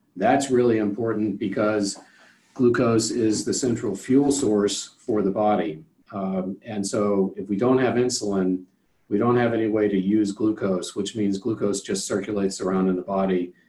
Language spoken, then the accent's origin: English; Cincinnati, Ohio, United States; also born or lived in Cleveland; growing up in Cincinnati during the, the height of the Big Red Machine